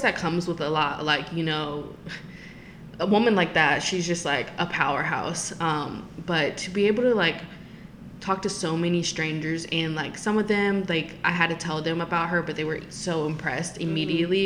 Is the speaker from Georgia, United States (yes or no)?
no; Richmond, Virginia, United States; moved away; my hometown where I grew up. For the Three Trap District in Richmond, Virginia